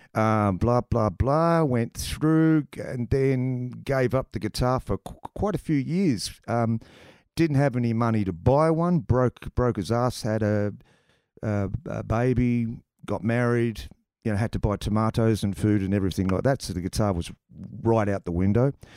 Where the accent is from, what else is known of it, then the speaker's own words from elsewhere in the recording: Tasmania, Australia; I come from Tasmania, mate. Pretty sheltered place